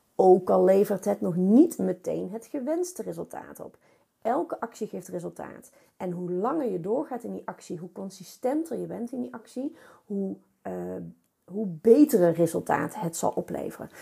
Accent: North Brabant, Netherlands; accent: Brabant; ik ben een Brabo

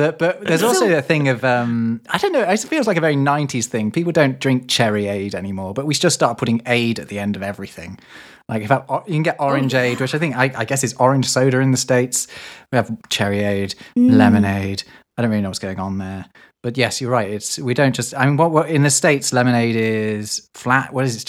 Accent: England, United Kingdom; now in Germany; And it's a way of clinging on to the fact that I'm from North. You know, I'm not from South like these shandy drinkers down there.

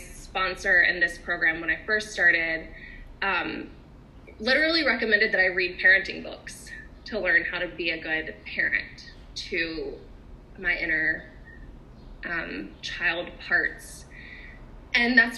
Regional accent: the South, United States; I often talk about being a Southerner

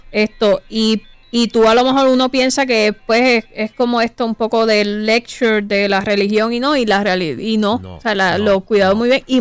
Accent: Puerto Rico; first language Spanish

